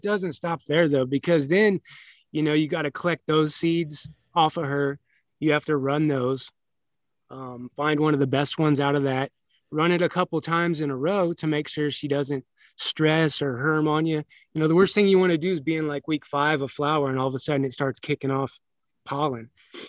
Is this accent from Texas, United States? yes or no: no; Pekin, Illinois, United States; moved away as an adult; also born or lived in Peoria, Illinois / California; No, I was born in Peoria, Illinois.